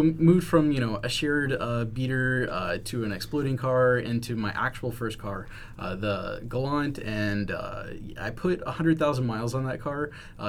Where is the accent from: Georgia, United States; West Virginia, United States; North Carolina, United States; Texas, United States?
Texas, United States; moved away as an adult; now in Washington, United States; So my hometown was wiped out